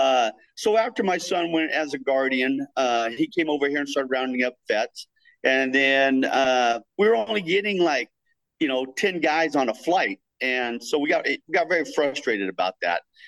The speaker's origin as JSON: {"language": "English", "town": "Templeton", "region": "California", "country": "United States", "tie": "born or raised there", "said": "I was raised here in Templeton. I've been in Templeton 57 years"}